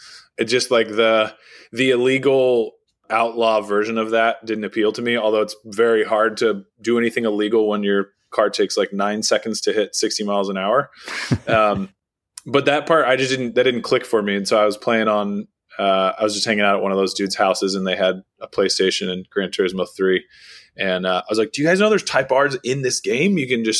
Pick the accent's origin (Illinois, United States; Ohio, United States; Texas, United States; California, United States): Texas, United States; Austin; You know, I grew up here in Austin. I'm just outside of Austin now at our rally ranch.